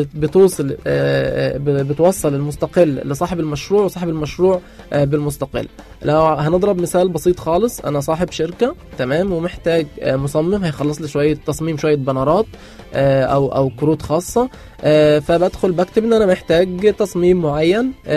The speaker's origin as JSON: {"language": "Arabic", "country": "Egypt", "said": "عندنا في مصر"}